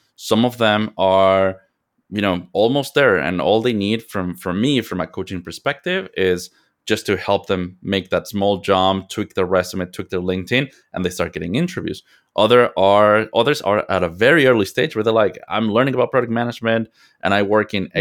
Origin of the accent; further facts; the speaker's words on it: Mexico; moved away as an adult; now in United States; I am from Mexico. I was born and raised in Mexico